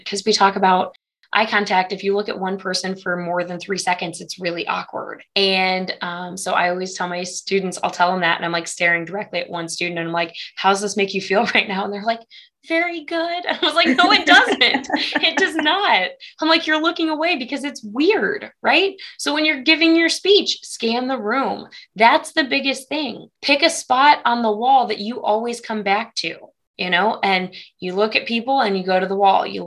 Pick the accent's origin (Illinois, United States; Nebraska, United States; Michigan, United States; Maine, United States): Illinois, United States; Galesburg; moved away as an adult; also born or lived in Morgantown, West Virginia; now in Maryville, United States; I'm originally from Illinois, the Galesburg area